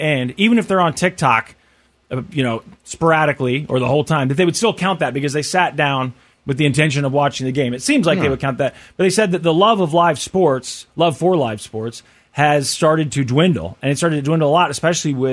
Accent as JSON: {"language": "English", "town": "Kansas City", "country": "United States", "tie": "born or raised there", "said": "growing up in Kansas City"}